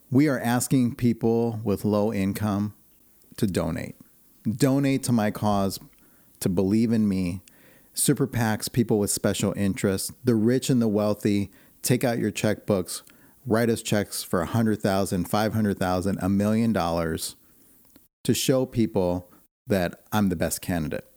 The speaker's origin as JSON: {"language": "English", "town": "Chicago", "region": "Illinois", "country": "United States", "tie": "born or raised there", "also_born_or_lived": "Arizona", "moved": "yes", "lives_now": "Portland, United States", "said": "I was born and raised in Chicago"}